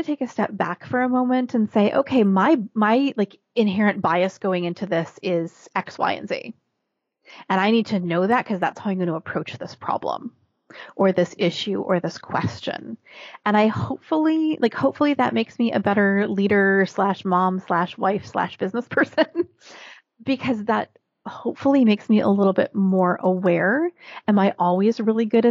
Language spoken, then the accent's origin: English; Minnesota, United States; also born or lived in Northeast United States; now in Northeast, United States; I was born and raised in Minnesota. So a very typical Midwestern upbringing.